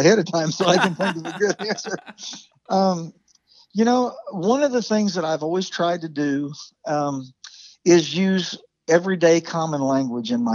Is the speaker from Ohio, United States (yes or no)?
yes; Chillicothe, Ohio, United States; now in Nashville, United States; I'm originally from Chillicothe, Ohio, just down the road there